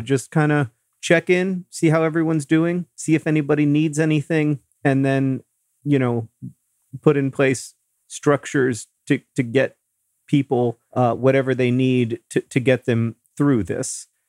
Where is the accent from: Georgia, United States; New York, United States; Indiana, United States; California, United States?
Indiana, United States; Indianapolis; here in Indianapolis, the, the need here, a, at least in, in my hometown